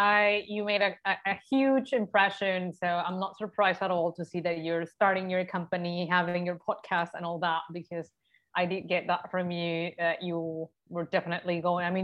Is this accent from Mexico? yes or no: yes; Mexico; moved away as an adult; now in Germany; Mexico, my home country.